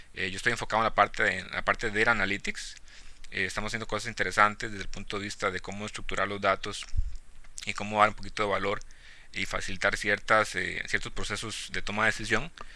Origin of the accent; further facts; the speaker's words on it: Costa Rica; also born or lived in Cartago, Costa Rica; yo originalmente soy de, soy de Costa Rica, ¿no? Pues allá crecí en un, pueblito rural